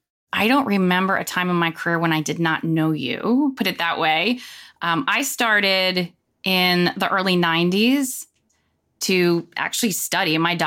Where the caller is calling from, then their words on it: Charlotte, North Carolina, United States; Charlotte, North Carolina, and it is hot, hot.